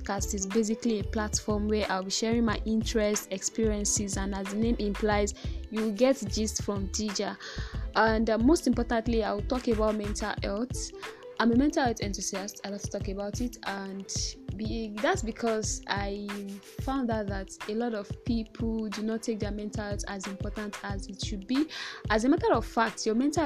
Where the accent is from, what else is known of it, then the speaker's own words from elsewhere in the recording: Ibadan, Oyo, Nigeria; accent: Nigerian; I'm probably a Yoruba girl, not to brag, but from the biggest city in Nigeria, Ibadan